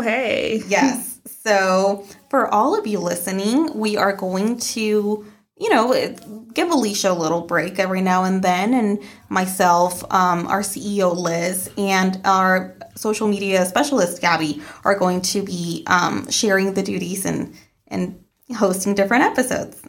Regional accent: Mexico; moved away; growing up in Mexico

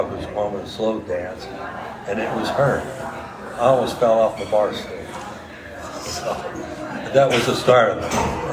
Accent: McKeesport, Pennsylvania, United States; moved away as an adult; now in Jackson, United States; I'm originally from McKeesport, Pennsylvania. It's a suburb outside of Pittsburgh. And I graduated from McKeesport High School

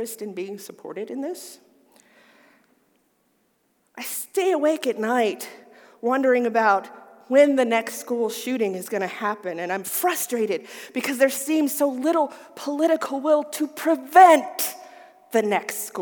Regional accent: the South, United States; I grew up in the South.

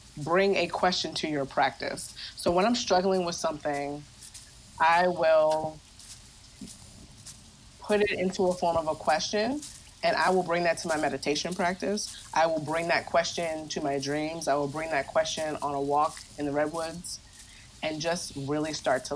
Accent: Baltimore, Maryland, United States; moved away; also born or lived in West Coast; I'm from Baltimore

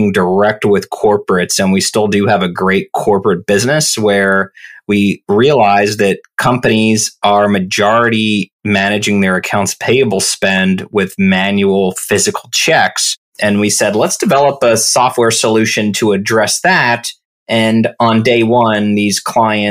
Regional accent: Orlando, Florida, United States; moved away as an adult; also born or lived in New York / London / San Francisco / San Mateo, California; I grew up in Orlando, Florida, really close to Disney World

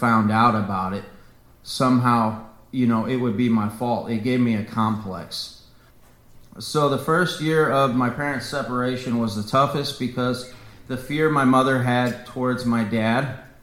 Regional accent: Jefferson County, Missouri, United States; also born or lived in St. Louis, Missouri; I was born in St. Louis, Missouri. I grew up in Jefferson County, so I'm a Jeffco boy.

